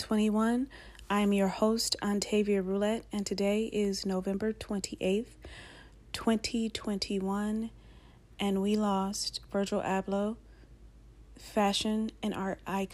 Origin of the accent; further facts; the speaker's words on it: Cleveland, Ohio, United States; I grew up in Cleveland, Ohio